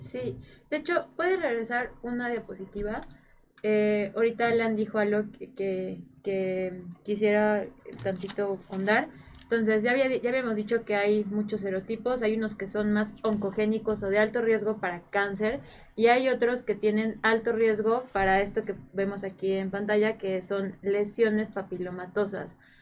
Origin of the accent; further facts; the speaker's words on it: Morelos, Mexico; Yo soy de Morelos